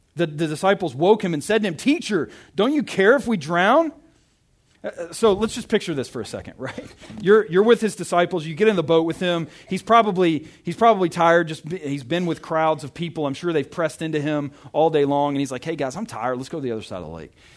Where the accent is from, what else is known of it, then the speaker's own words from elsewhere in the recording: Arkansas, United States; moved away; I'm from Arkansas